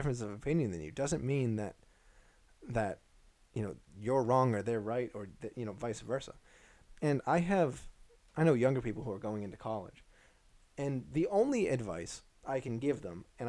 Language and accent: English; Northeast, United States; we are from the Northeast